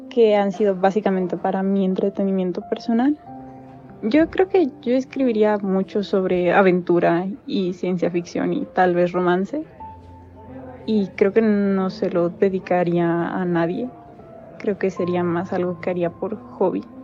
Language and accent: Spanish; State of Mexico, Mexico; tengo 17 años, soy del Estado de México